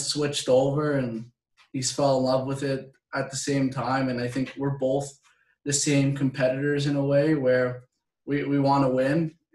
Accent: Canada; moved away; growing up in Canada, like, you're pretty much put on a pair of skates before you can walk.

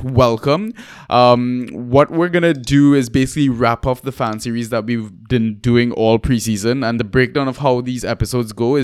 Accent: Trinidad & Tobago; also born or lived in Leeds, United Kingdom; now in London, United Kingdom; I'm from Trinidad myself

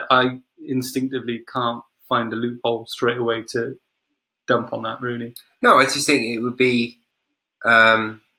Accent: Wales, United Kingdom; because we are Welsh and in Wales, makes sense to talk about a little bit.

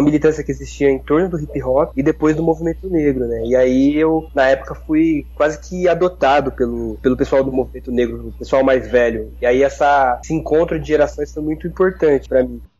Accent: Santo André, São Paulo, Brazil; eu venho de um bairro chamado City dos Vianas, que é um bairro. É, sou de Santo André, que é daí da região metropolitana de São Paulo

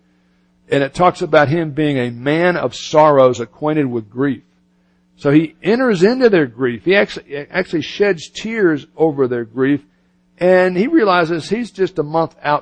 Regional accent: United States; also born or lived in Florida / Birmingham, Alabama; I grew up in Southern Baptist Church in Florida and Birmingham, Alabama

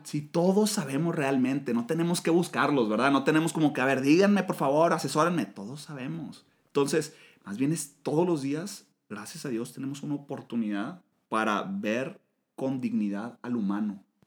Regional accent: Monterrey, Nuevo León, Mexico; a los de Monterrey nos dicen regios, los regiomontanos

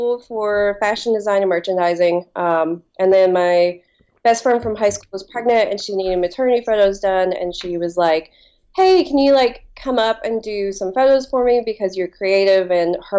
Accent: Appalachia, southeastern Kentucky, United States; now in Kentucky, United States; I grew up in like southeastern Kentucky and Appalachia.

